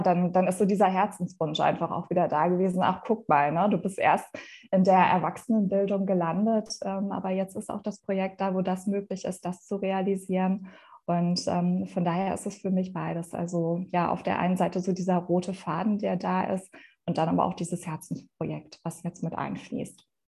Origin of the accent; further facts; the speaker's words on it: Essen, North Rhine-Westphalia, Germany; also born or lived in Madrid / Bavaria; ich komme gebürtig auch aus Essen. Also Essen ist meine Heimatstadt. Ich bin hier aufgewachsen, ich bin hier zur Schule gegangen.